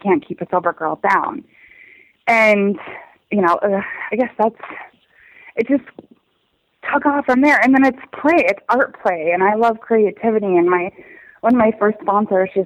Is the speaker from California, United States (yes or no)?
no; Minnesota, United States; moved away as an adult; also born or lived in Montana / Washington State; at the time my family lived in Montana, but we're from Minnesota